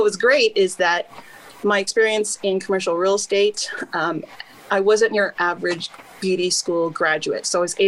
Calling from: Lakewood, California, United States; I am calling from Lakewood, California.

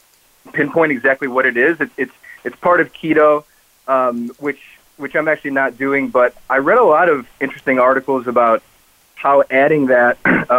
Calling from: Charlotte, North Carolina, United States; So I am calling for probably just a four-hour drive from you, Bonnie, over in Charlotte, North Carolina.

